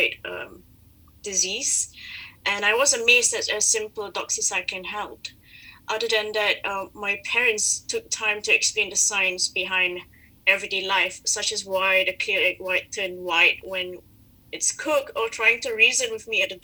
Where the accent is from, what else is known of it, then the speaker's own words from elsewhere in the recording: Malaysia; I am Malaysian.